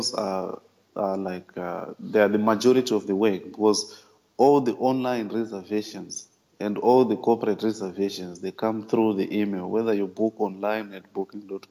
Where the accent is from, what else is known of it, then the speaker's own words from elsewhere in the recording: Zimbabwe; now in Abu Dhabi, United Arab Emirates; I'm originally from Zimbabwe in Africa, but right now I'm working in the United Arab Emirates in the city of Abu Dhabi.